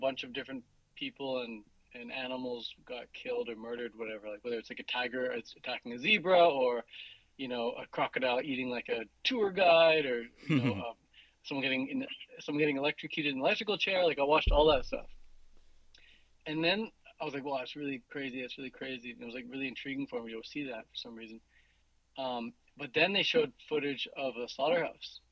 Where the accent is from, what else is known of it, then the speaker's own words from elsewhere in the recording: Vancouver, British Columbia, Canada; I am 29 years old, and I'm from Vancouver, British Columbia